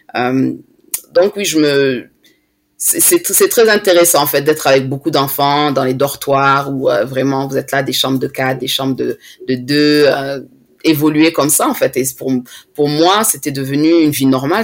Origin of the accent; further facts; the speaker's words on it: France; now in London, United Kingdom; je suis née en France